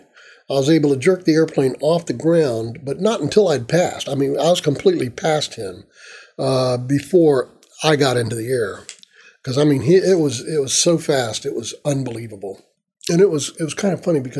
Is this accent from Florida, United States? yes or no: yes; Tampa, Florida, United States; I grew up in Tampa